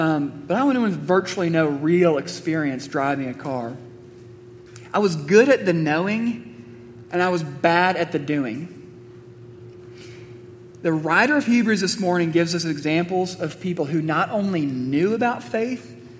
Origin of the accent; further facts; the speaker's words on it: Missouri, United States; I grew up in Missouri